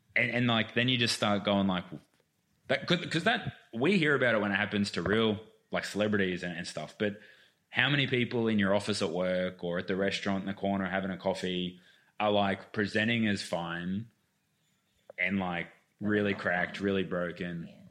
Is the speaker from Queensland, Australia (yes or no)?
yes; Queensland, Australia; moved away; also born or lived in Melbourne; I grew up playing sport in Queensland